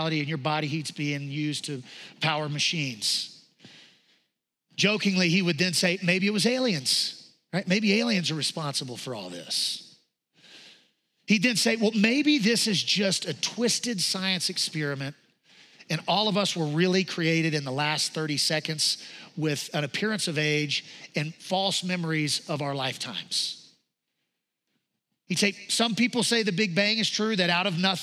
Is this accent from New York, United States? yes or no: no; Louisiana, United States; we're from Louisiana